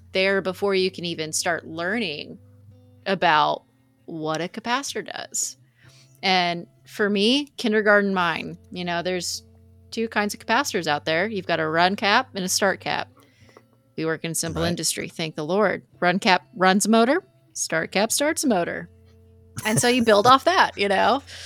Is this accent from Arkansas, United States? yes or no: no; Texas, United States; we're Texans.